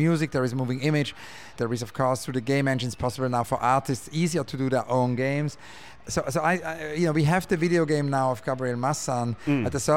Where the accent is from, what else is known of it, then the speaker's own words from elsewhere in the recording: Zurich, Switzerland; now in London, United Kingdom; I grew up in Zurich